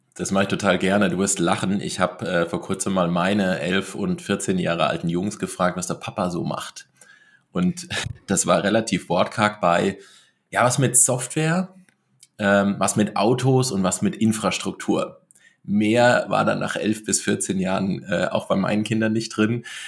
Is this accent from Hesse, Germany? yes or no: yes; between Giessen and Marburg, Hesse, Germany; moved away as an adult; also born or lived in Black Forest; in Hessen, äh, ein bisschen nördlich ähm, von, von Frankfurt, also so der zwischen Gießen und Marburg, äh, der Raum größtenteils